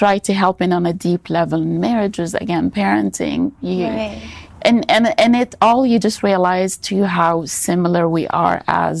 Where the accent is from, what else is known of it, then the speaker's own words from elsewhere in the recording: Egypt; now in United States; I'm originally from Egypt. I've been living in the States for a long time.